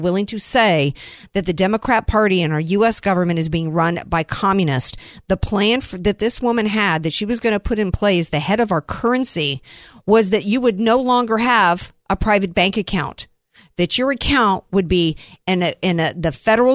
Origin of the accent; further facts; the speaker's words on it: the South, United States; I grew up in the South